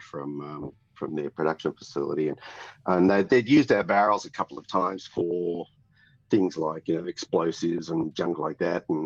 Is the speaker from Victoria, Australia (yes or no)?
yes; Ringwood, Victoria, Australia; also born or lived in United States; I'm a Yarra Valley boy. I'm born and bred in Ringwood, which is sort of the toe of the Yarra Valley.